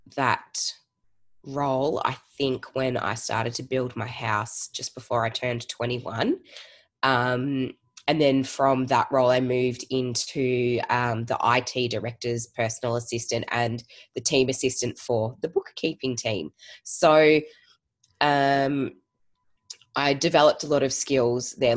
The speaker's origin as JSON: {"language": "English", "town": "Geelong", "region": "Victoria", "country": "Australia", "moved": "as an adult", "lives_now": "Melbourne, Australia", "said": "I am originally from Geelong and moved to Melbourne uh, just over 10 years ago now"}